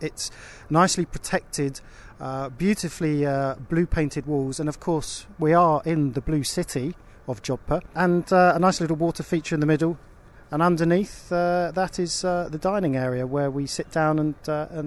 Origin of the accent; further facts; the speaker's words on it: United Kingdom; we as British people